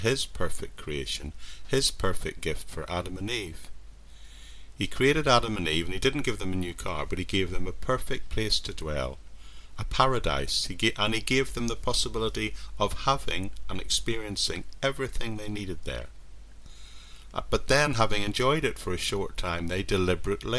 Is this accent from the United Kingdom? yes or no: yes; near Strangford Lough, Northern Ireland, United Kingdom; I grew up in Northern Ireland near an area called Strangford Loch